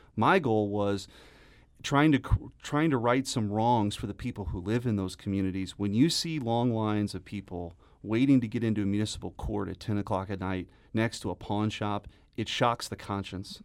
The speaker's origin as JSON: {"language": "English", "area": "North County, St. Louis County", "region": "Missouri", "country": "United States", "tie": "born or raised there", "said": "I grew up in North County. My parents still live in North County."}